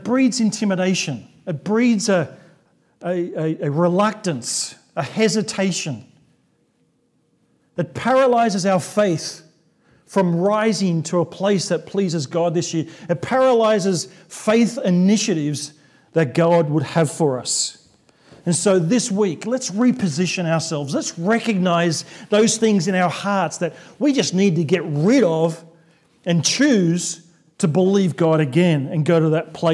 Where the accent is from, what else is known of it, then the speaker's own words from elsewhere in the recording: Sydney, New South Wales, Australia; we came back to Sydney, my hometown